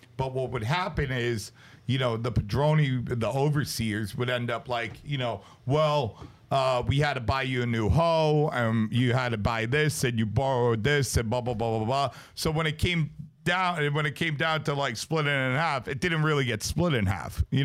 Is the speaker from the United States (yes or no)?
yes; United States; also born or lived in Brooklyn, New York / New Jersey; growing up in Brooklyn and New Jersey